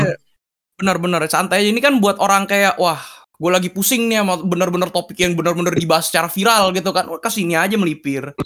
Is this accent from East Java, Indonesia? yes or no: no; Jakarta, Indonesia; daerah terkeren nih, daerah saya, Tomang